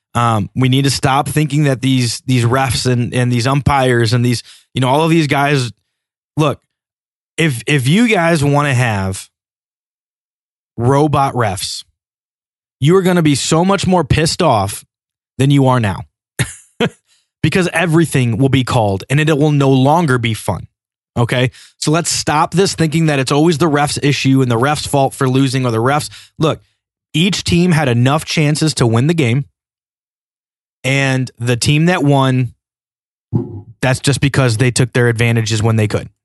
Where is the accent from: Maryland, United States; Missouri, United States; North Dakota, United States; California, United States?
Missouri, United States; St. Louis; even though I'm from Saint Louis.